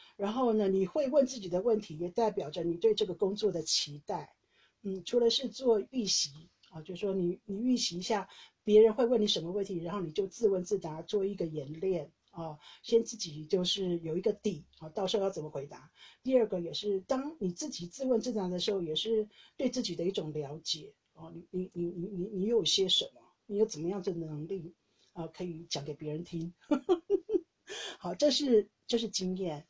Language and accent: Chinese; Taiwan; moved away as an adult; now in Netherlands; 我是台湾人